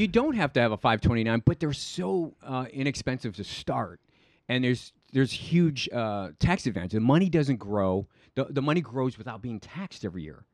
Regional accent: Cleveland, Ohio, United States; moved away as an adult; also born or lived in Panama; now in Manhattan Beach, United States; I grew up in Cleveland.

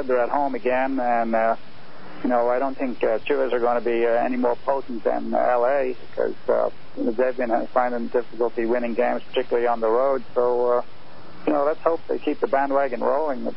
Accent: Ireland; I'm Irish

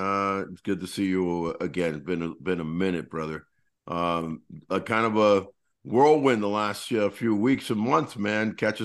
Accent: Miami, Florida, United States; both from my hometown of Miami and also, you know, like my home neighborhood of Westchester, as we call it over there, Westchester, and my high school.

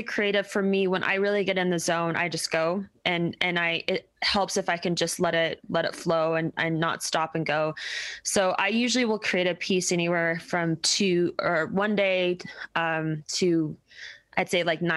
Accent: Denver, Colorado, United States; I'm from Denver

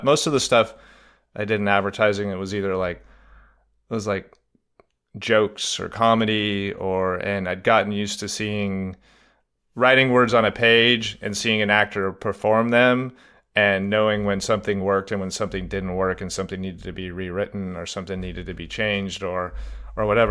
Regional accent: Reno, Nevada, United States; also born or lived in California; I was born in California and I grew up in Reno, Nevada

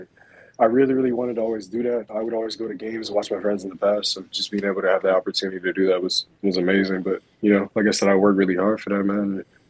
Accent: Long Beach, California, United States; Born and raised in Long Beach, California.

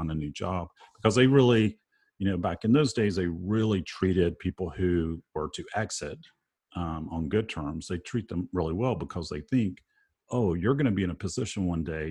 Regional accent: Alabama, United States; also born or lived in Mississippi; now in Nashville, United States; I grew up in Alabama. I was born in Mississippi, grew up in Alabama and Mississippi

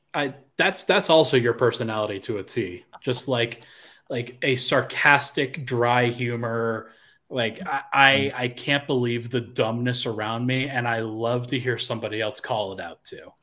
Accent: Colorado, United States; moved away; also born or lived in South Carolina; I was from Colorado in South Carolina

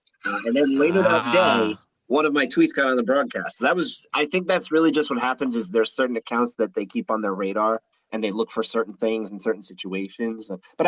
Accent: New Jersey, United States; Oh, Jersey. All my life. North Jersey.

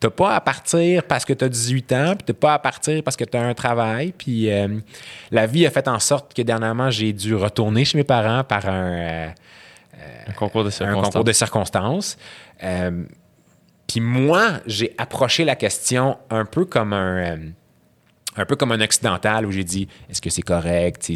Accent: Syria; French is a second language; parce que moi, quand j'ai grandi en Syrie, c'était pas ça

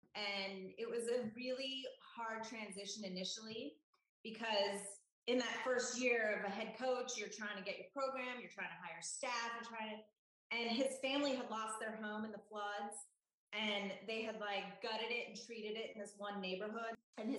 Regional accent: Bay Area, California, United States; moved away as an adult; also born or lived in Tucson, Arizona / New Orleans; now in Santa Barbara, United States; we're born and raised in the Bay Area and knew a lot of people.

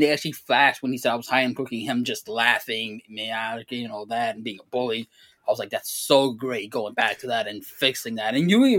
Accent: East Coast, United States; We're from the East Coast.

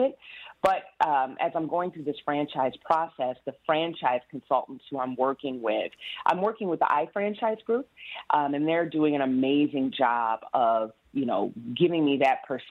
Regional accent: Kalamazoo, Michigan, United States; moved away as an adult; also born or lived in New York City; now in Detroit, United States; I'm originally from Kalamazoo, Michigan

